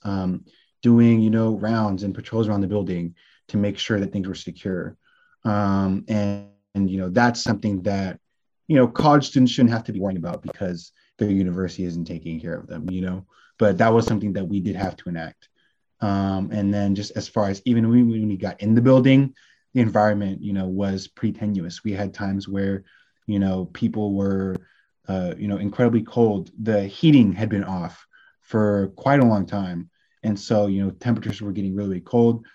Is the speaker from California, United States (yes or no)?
yes; Bay Area, California, United States; now in Washington, D.C., United States; I'm a 22 year old senior legal communications major from Bay Area, California